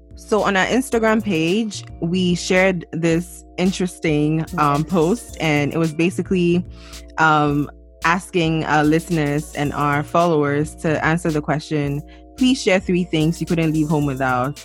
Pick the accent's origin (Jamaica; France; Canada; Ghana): Ghana; moved away as an adult; now in United States; I'm from Ghana